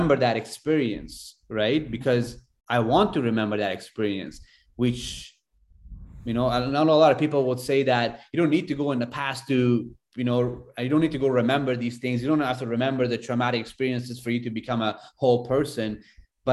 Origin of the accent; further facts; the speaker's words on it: Afghanistan; moved away; I grew up in Afghanistan